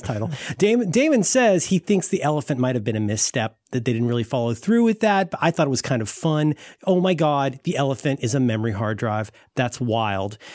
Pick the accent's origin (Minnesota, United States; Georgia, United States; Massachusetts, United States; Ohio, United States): Ohio, United States; I'm from Ohio